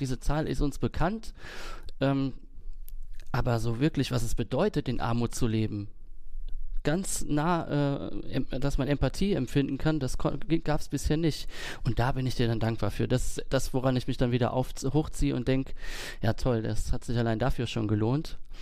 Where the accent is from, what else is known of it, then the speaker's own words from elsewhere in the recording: Kaiserslautern, Rhineland-Palatinate, Germany; moved away; nach Kaiserslautern, wo ich herkomme